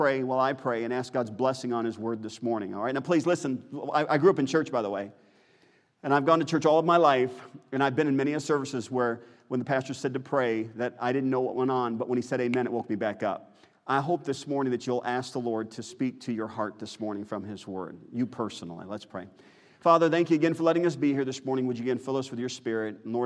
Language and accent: English; United States; I'm an American.